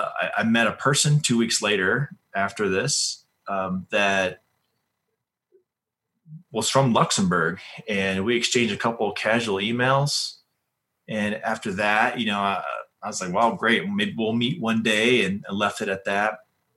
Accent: Colorado, United States; And of course, you know, we're from Colorado and we know all about Young Life here and this organization.

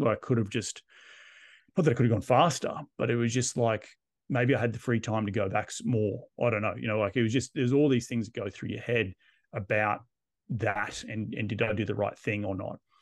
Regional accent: Australia; moved away as an adult; I'm Australian, I'm living abroad.

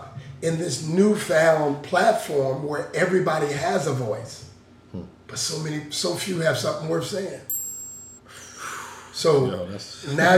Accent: Seattle, Washington, United States; I grew up in Seattle

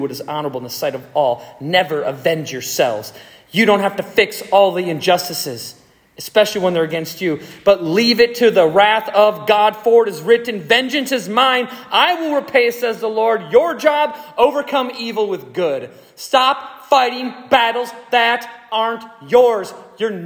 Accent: United States; we are free Americans

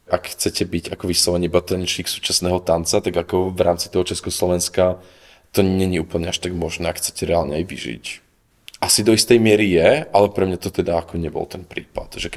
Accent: Oravská Polhora, Žilina Region, Slovakia; also born or lived in Košice; now in Prague, Czech Republic; u nás doma v Polhore

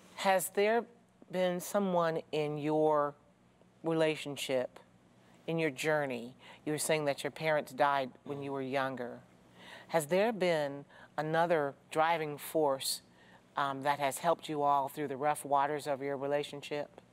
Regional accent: Jackson, Michigan, United States; I'm from Jackson

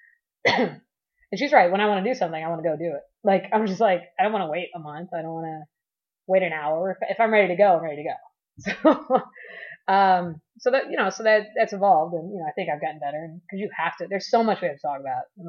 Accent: Miami, Florida, United States; I'm from Miami originally

